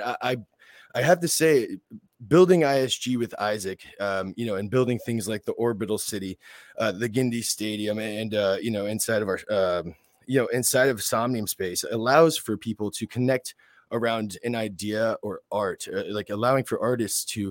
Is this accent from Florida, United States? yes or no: yes; West Palm Beach, Florida, United States; I'm from West Palm Beach, Florida. I grew up here in South Florida